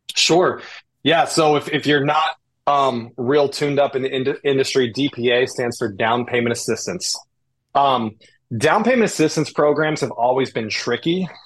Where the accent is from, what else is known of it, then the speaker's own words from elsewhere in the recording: Indianapolis, Indiana, United States; also born or lived in the South (US); now in Cleveland, United States; I grew up in Indy